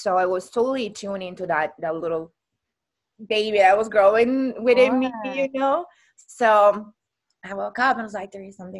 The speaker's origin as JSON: {"language": "English", "country": "Italy", "moved": "as an adult", "lives_now": "Hawaii, United States", "said": "I got into career and I moved from Italy across the world in Hawaii 10 years ago, over 10 years ago."}